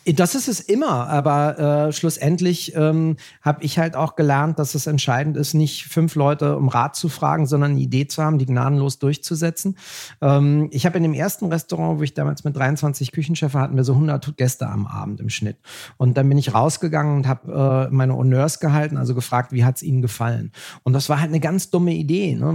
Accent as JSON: {"language": "German", "country": "Germany", "said": "Wir sind doch Deutsche"}